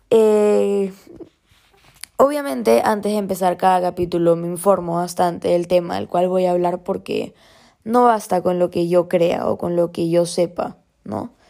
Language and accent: Spanish; Peru; Porque soy peruana, vivo en Perú, ¿no? He crecido en Perú